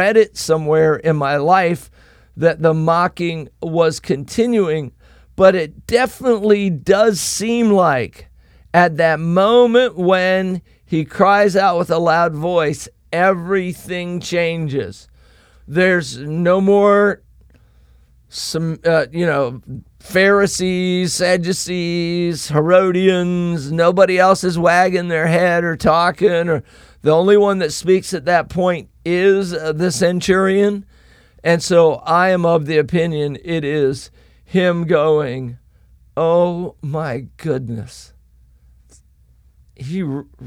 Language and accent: English; Decatur, Indiana, United States; I was born in Decatur, Indiana